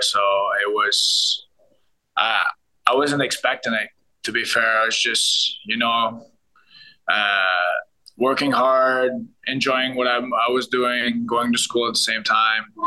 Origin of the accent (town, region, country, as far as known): Montreal, Quebec, Canada; born or raised there; now in Ottawa, Canada